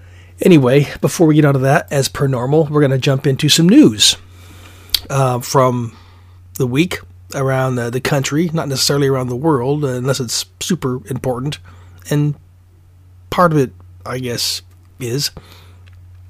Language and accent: English; Alaska, United States; I'm from Alaska